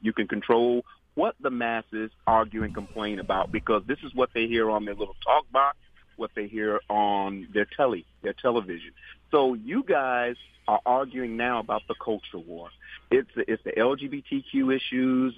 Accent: New York, United States; he's a New Yorker like myself, sir. I was born in New York

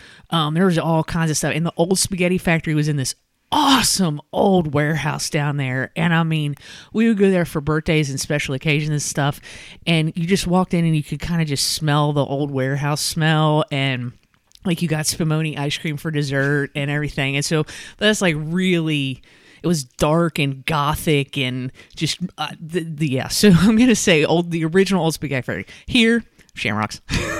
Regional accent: Northern Kentucky, United States; now in Lexington, United States; I grew up in Northern Kentucky, mm-hmm. and yes, I was an original 606.

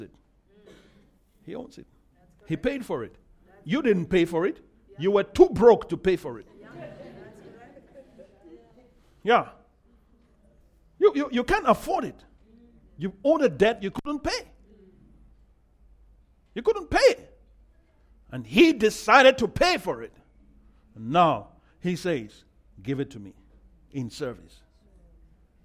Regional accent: Nigeria; I'm Nigerian

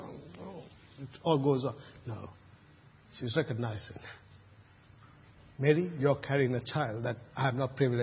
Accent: Sri Lanka; now in Australia; when I was growing up in Sri Lanka

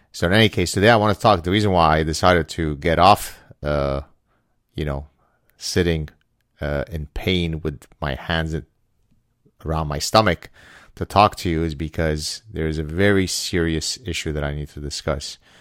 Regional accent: Lebanon; now in Canada; I'm from the Middle East, therefore I'm a Jew of color

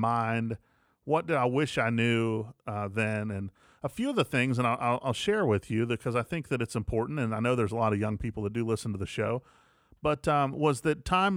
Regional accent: West Virginia, United States; moved away as an adult; also born or lived in Atlanta, Georgia; now in Jackson, United States; I'm from West Virginia originally, lived in Atlanta for about 10 years and then made my way to Jackson.

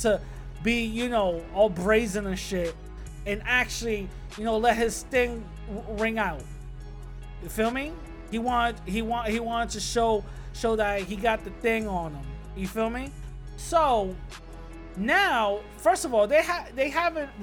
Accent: New York City, New York, United States; I grew up in the Bronx

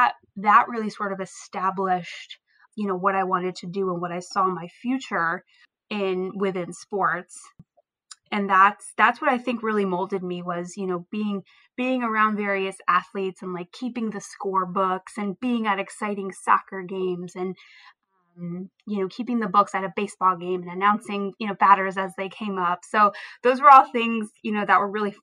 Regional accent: Vineland, New Jersey, United States; am from Vineland, New Jersey

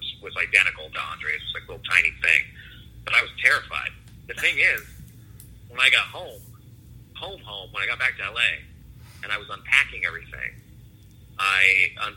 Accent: Cleveland, Ohio, United States; now in Los Angeles, United States; I was born in Cleveland

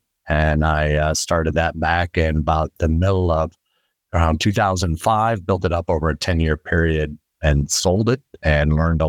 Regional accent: Midwest, United States; So very briefly, I'm originally from the Midwest, though I've lived in a lot of different places in my life

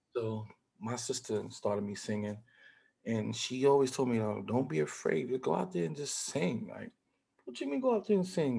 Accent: New York City, New York, United States; also born or lived in Harlem, New York; I was born in Harlem, raised in the Bronx

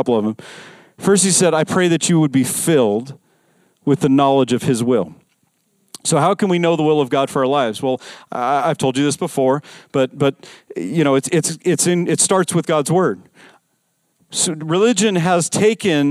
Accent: Las Vegas, Nevada, United States; I grew up in Vegas.

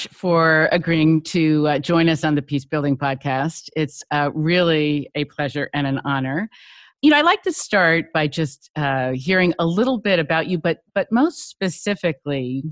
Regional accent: Long Island, New York, United States; I grew up on Long Island

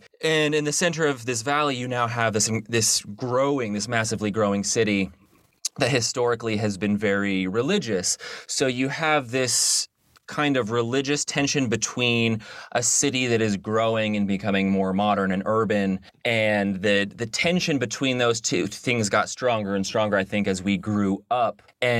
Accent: Salt Lake City, Utah, United States; we're both from Salt Lake City. And Salt Lake City and where it sits geographically and culturally, I think has been very informative on both of our worldviews.

